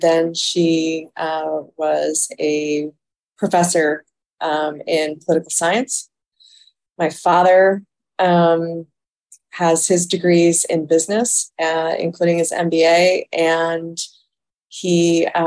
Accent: Toledo, Ohio, United States; I was born in Toledo, Ohio

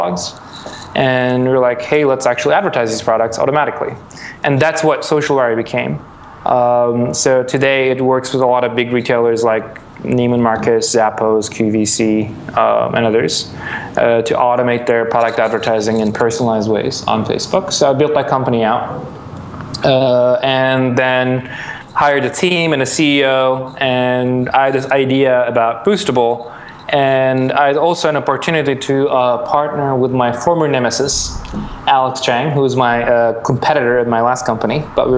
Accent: Istanbul, Turkey; moved away as an adult; also born or lived in Milan, Italy / New York, United States; I'm Turkish. I grew up in Istanbul.

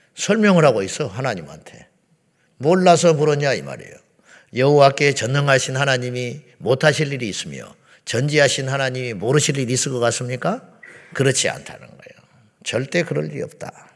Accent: South Korea

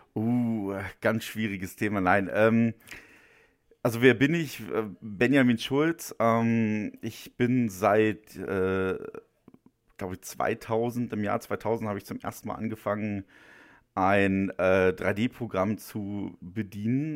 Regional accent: Müncheberg, Brandenburg, Germany; moved away as an adult; Ich bin ja auch geborener Ostdeutscher

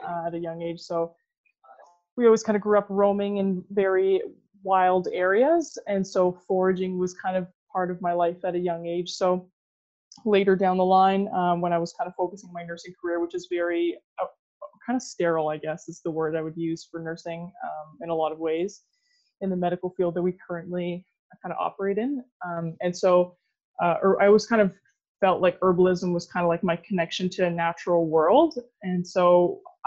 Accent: Sudbury, Ontario, Canada; I grew up in Sudbury, Ontario. I'm still currently in Sudbury

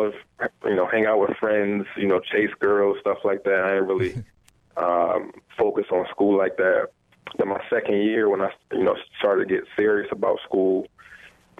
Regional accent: New Haven, Connecticut, United States; I'm originally from New Haven, Connecticut. Born in a family where I was the first person to actually graduate from high school

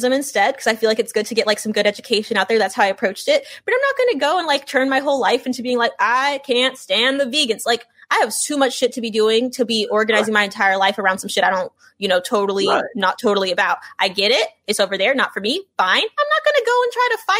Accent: Los Angeles, California, United States; I'm from Los Angeles, California. My parents, Los Angeles. My grandparents, Los Angeles.

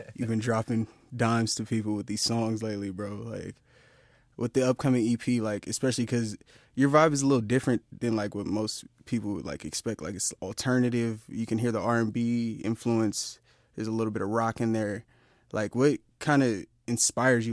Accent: Inland Empire, California, United States; we from r, the Inland Empire

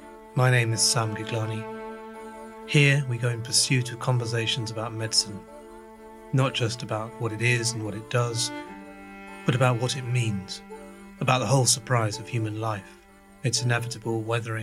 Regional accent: London, United Kingdom; I grew up in East London and spent most of my youth, in fact, on the Central Line.

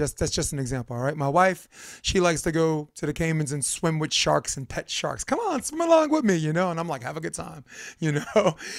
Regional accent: Brooklyn, New York, United States; I'm from Brooklyn

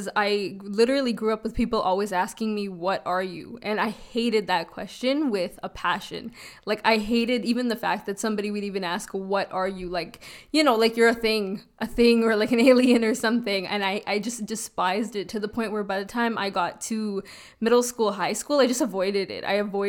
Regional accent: Toronto, Ontario, Canada; I grew up in North York.

